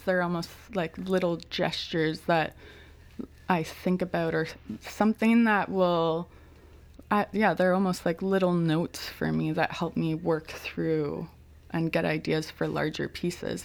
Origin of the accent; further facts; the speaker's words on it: Ontario, Canada; moved away as an adult; also born or lived in Victoria; I was a from Ontario